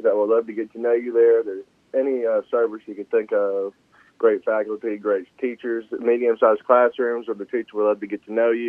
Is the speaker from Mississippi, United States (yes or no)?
yes; Southaven, Mississippi, United States; I was born and raised in South Haven, Mississippi. Always lived here, never moved